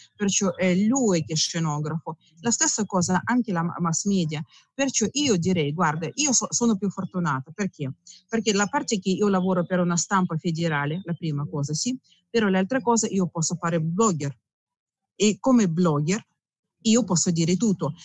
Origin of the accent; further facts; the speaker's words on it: Russia; Italian is a second language; moved away as an adult; now in Italy; io sono russa, mio marito è italiano